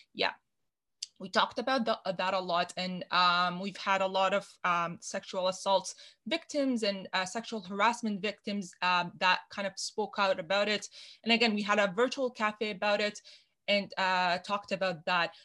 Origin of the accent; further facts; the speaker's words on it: Canada; a Canadian woman in STEM